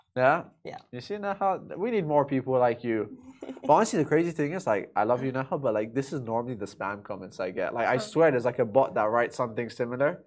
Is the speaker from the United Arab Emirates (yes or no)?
yes; Dubai, United Arab Emirates; also born or lived in London; my whole life I've been in Dubai. You know, born and raised here